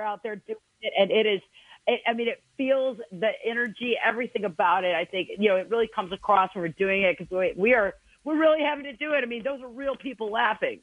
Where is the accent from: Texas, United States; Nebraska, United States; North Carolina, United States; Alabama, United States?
Alabama, United States; I'm, I'm from Alabama, y'all.